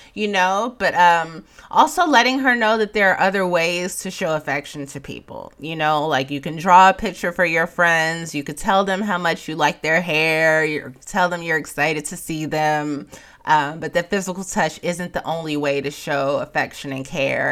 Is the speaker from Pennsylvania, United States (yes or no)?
no; Chicago, Illinois, United States; moved away; I'm from Chicago